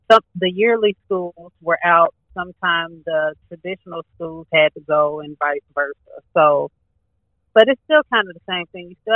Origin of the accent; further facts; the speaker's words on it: Indiana, United States; I'm from the Midwest, Indiana.